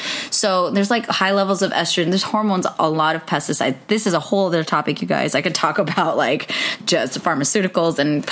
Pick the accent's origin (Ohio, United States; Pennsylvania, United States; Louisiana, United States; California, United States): Ohio, United States; Cleveland; In Cleveland, Ohio.